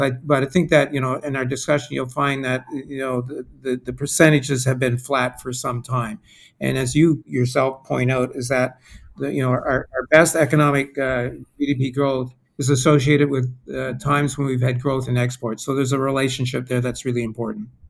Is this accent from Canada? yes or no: yes; Quebec, Canada; moved away as an adult; now in Atlantic Canada; I was brought up and educated in Quebec.